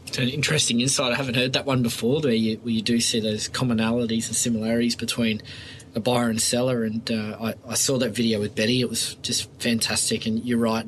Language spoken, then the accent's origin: English; Sydney, New South Wales, Australia; I grew up in Oyster Bay and, and lived there for 18 years.